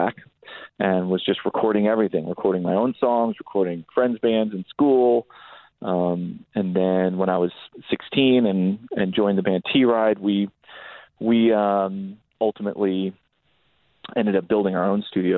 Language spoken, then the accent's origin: English; Palo Alto, California, United States; I grew up in Northern California, what was just a sleepy little town called Palo Alto